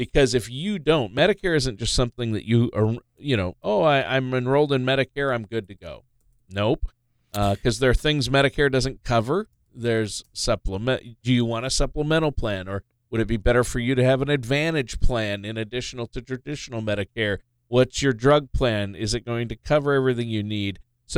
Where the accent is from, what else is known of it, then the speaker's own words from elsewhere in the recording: Minnesota, United States; we're both originally from Minnesota